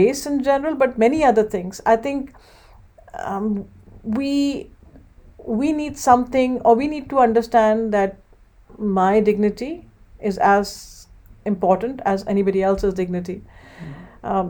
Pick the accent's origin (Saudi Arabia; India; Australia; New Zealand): India; now in Livingston, United States; I come from India